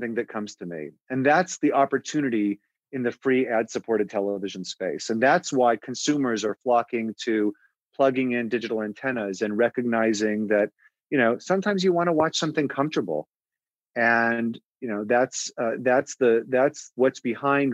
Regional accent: Los Angeles, California, United States; moved away; also born or lived in Chicago / Phoenix; I was born and raised in Los Angeles.

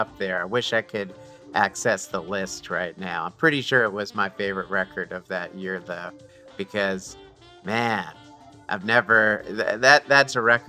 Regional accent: New Jersey, United States; I am from New Jersey

